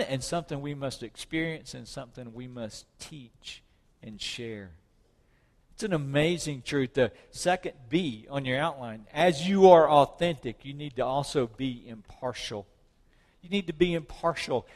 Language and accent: English; South Mississippi, United States; When I was a kid, growing up in South Mississippi, we had church people and heathens